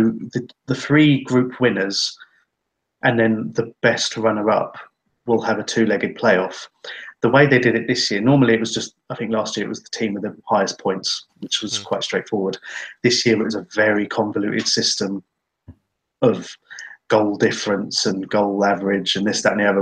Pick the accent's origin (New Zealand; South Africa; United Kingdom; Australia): United Kingdom; England; now in Finland; we're all English, we're from a country that is very opposed to B teams